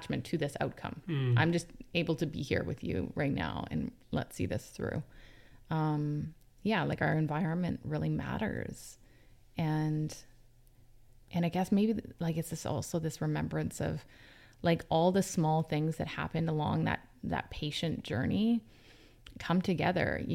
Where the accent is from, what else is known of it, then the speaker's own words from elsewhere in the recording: Vancouver, British Columbia, Canada; I grew up mostly on the North Shore of Vancouver.